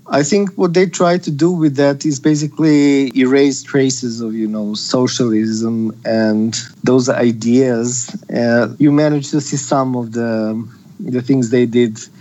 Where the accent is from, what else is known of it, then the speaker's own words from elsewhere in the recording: Serbia; now in Skopje, North Macedonia; Originally, I'm from Serbia, but my mom is from Macedonia and from Skopje